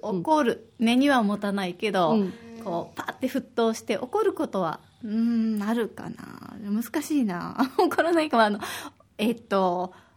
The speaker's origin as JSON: {"language": "Japanese", "region": "Osaka", "country": "Japan", "tie": "born or raised there", "moved": "yes", "lives_now": "Okinawa, Japan", "said": "私は大阪出身"}